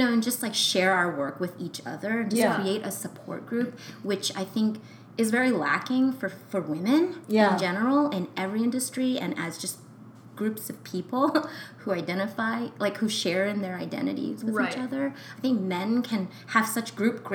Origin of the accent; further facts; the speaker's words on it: United States; I have an American passport, and I was born in America. I was born here